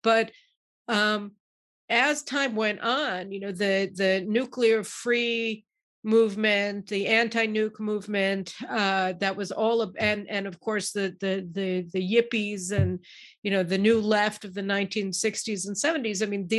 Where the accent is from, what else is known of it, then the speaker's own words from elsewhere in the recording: Chicago, Illinois, United States; I came from Chicago where you had two seasons of the year, snow and construction